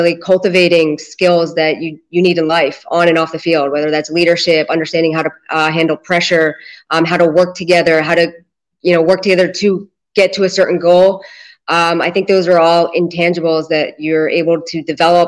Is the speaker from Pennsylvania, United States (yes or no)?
yes; Philadelphia, Pennsylvania, United States; moved away as an adult; now in Israel; I grew up in Philadelphia and or right outside Philadelphia.